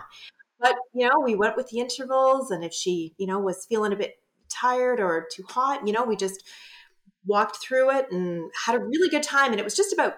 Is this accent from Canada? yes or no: yes; Ottawa, Ontario, Canada; I'm from Ottawa